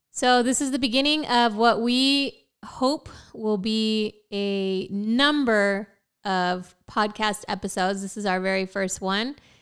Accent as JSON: {"language": "English", "town": "Prineville", "region": "Oregon", "country": "United States", "also_born_or_lived": "Portland, Oregon", "moved": "as an adult", "lives_now": "San Antonio, United States", "said": "I'm originally from Central Oregon"}